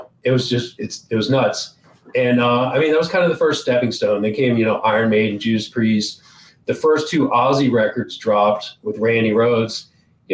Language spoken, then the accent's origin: English; Georgetown, Delaware, United States; I grew up on the East Coast in a very small state called Delaware. It's right next to Maryland, near PA, New Jersey. I don't know if anybody knows where that's at. So small town called Georgetown, Delaware.